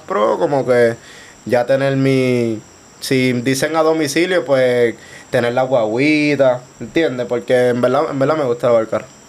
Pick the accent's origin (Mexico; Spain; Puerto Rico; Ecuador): Puerto Rico; Guaynabo; Soy de Guaynabo